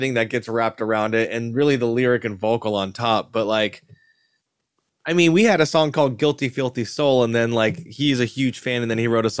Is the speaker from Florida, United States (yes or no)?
yes; Pensacola, Florida, United States; also born or lived in Alabama; I was born in Alabama. Speaking of Alabama, on base, and then we moved to Pensacola, Whiting Air Force or Whiting Navy Base.